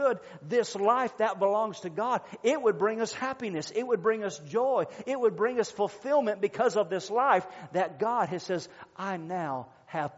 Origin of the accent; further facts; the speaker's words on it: United States; we belong to the United States, this is our country, this is our home, this is our nation